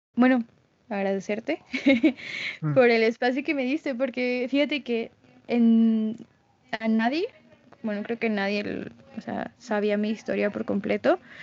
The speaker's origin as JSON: {"language": "Spanish", "country": "Mexico", "said": "soy de México"}